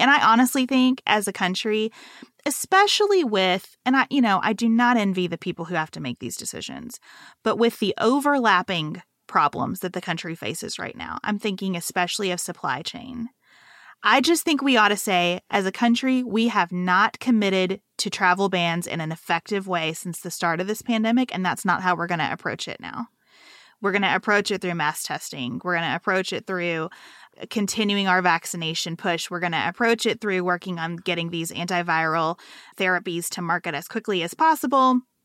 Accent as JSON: {"language": "English", "region": "Western Kentucky", "country": "United States", "also_born_or_lived": "Lexington, Kentucky", "moved": "as an adult", "said": "it was a real culture shock to go from Western Kentucky to Lexington, Kentucky in this private school"}